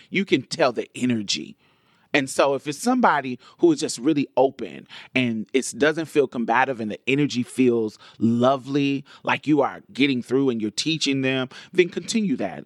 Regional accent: Indianapolis, Indiana, United States; now in Houston, United States; we grew up in Indianapolis, and when I moved to Houston, she moved with me

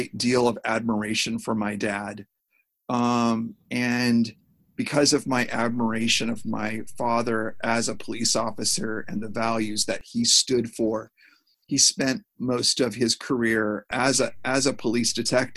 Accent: Seattle, Washington, United States; now in Los Angeles, United States; when we were growing up in Seattle

